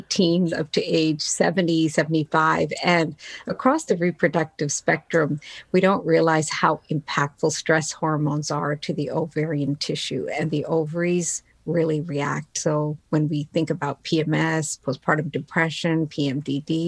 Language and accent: English; Newfoundland and Labrador, Canada; English is a second language; immigrated here with my family to Newfoundland on the east coast of Canada back in 1967